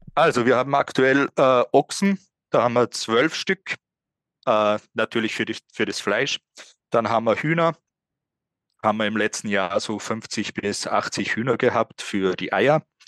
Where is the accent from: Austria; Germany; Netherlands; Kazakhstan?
Austria; Ebensee, Upper Austria; also born or lived in Vienna; Ich bin geboren in Ebensee, ähm, war dann zwischenzeitlich natürlich auch mal unterwegs, bin nach Wien gezogen, bin aber immer wieder zurückgekehrt